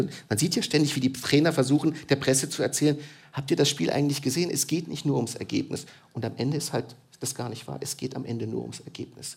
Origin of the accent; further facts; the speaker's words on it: Germany; in der Geschichte meines Landes